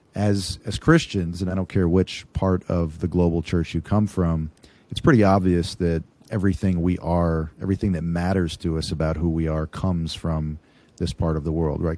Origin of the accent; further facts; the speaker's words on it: United States; I'm an American